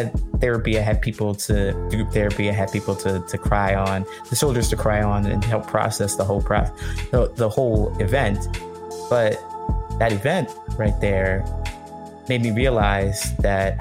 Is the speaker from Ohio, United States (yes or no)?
yes; Ohio, United States; also born or lived in California; now in Chicago, United States; I grew up in Ohio